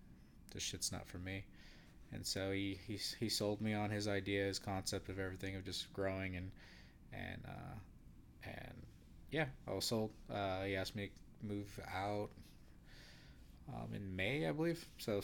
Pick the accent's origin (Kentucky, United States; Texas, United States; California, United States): California, United States; I'm also from Northern California. Grew up in, let's say, middle class, but didn't really have much.